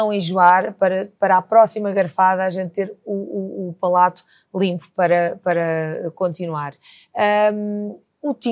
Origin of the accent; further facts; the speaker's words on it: Lisbon, Portugal; enfim, eu, como sou lisboeta, eh, não posso dizer